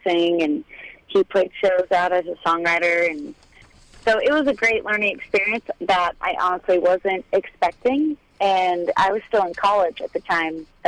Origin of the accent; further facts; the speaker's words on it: Dunedin, Florida, United States; I grew up a little bit outside of Tampa, a little place called Dunedin, Florida.